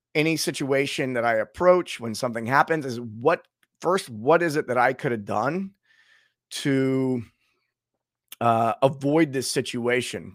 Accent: United States; being an American

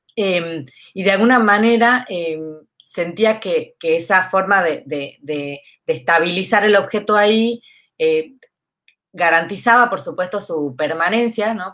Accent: San Miguel de Tucumán, Tucumán, Argentina; soy tucumana. Em, nacido acá en Tucumán, me formé acá en la escuela, en primaria, secundaria, en la universidad

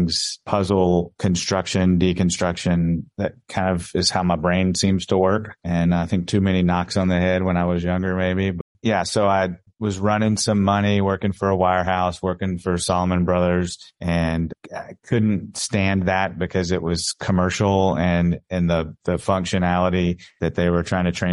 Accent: Mississippi, United States; accent: Mississippi drawl; moved away as an adult; also born or lived in New York; now in Dallas, United States; I grew up in Mississippi

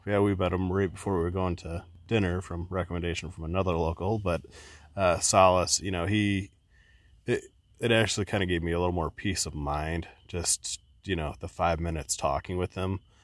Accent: Midwest, United States; we're from the Midwest

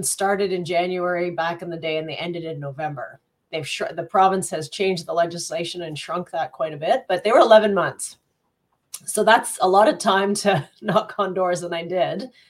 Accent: Greeley, Colorado, United States; born there; I'm not from Burlington. I'm actually, um, I was born in the US in a little town called Greeley, Colorado

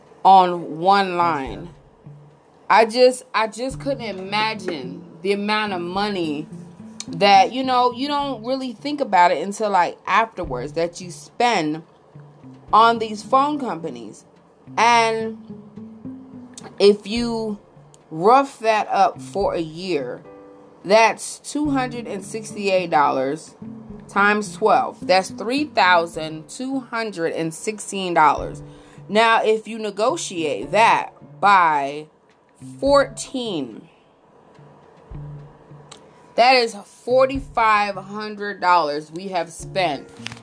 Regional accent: Missouri, United States; And here's the crazy thing. Like, I'm from Missouri.

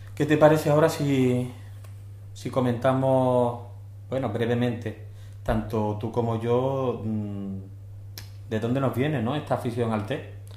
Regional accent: Spain; nosotros transmitimos desde España, somos españoles

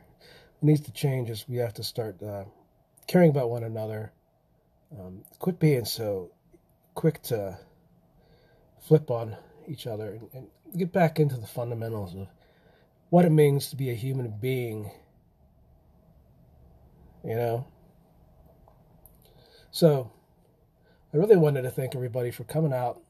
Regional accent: Pennsylvania, United States; I come from Pennsylvania, and not far from really where the Amish are

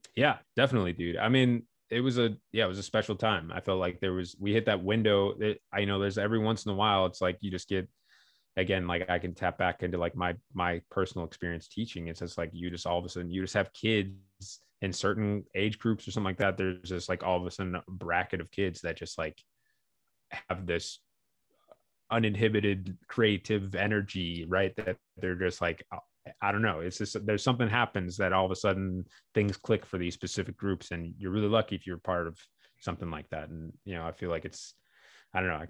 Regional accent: Midwest, United States; moved away as an adult; also born or lived in Chicago / New York; growing up in the Midwest in, in the nineties

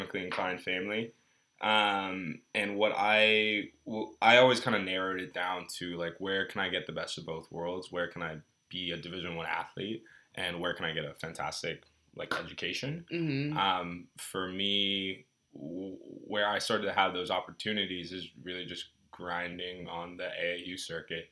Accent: Texas, United States; also born or lived in Belgium; Moved to Texas and was in Texas from second grade till I graduated high school.

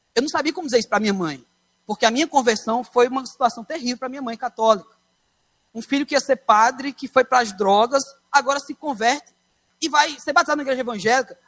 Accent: São Paulo, Brazil; eu nasci em São Paulo

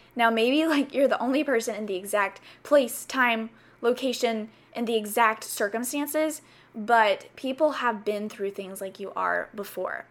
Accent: the South, United States; moved away as an adult; also born or lived in South Carolina; now in California, United States; growing up in the South

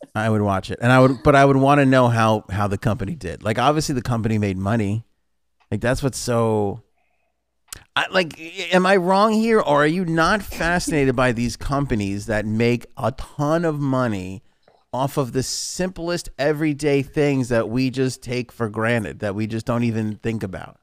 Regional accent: New York, United States; born or raised there

